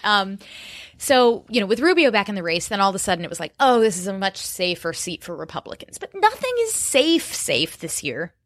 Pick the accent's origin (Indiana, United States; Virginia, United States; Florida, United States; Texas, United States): Florida, United States; born or raised there